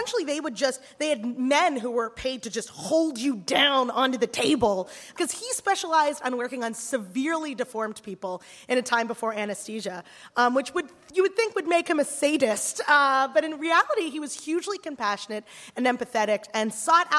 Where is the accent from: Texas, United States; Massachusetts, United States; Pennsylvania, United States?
Pennsylvania, United States; Philadelphia; I grew up in Philadelphia